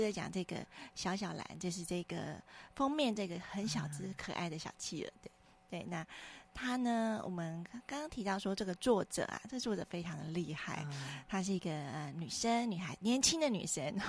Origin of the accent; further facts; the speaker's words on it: Taiwan; 我们台湾人心中